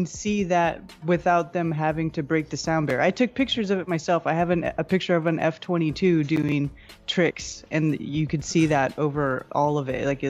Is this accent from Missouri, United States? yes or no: no; Bay Area, California, United States; because I grew up also in the Bay Area, right, where there was a Moffett Field